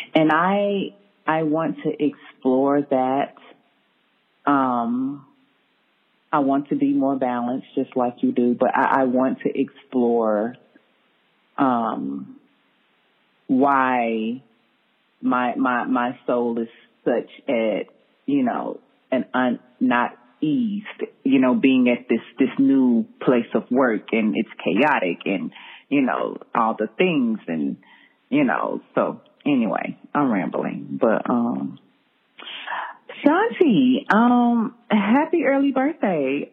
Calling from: Texas, United States; I'm calling from Texas

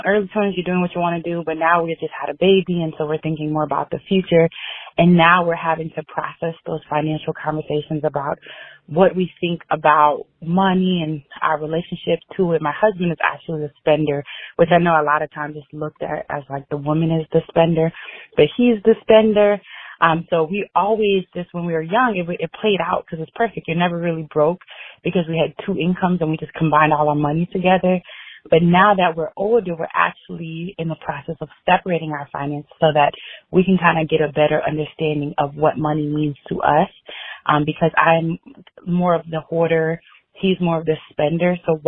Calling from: Dallas, Texas, United States; I'm calling from Dallas.

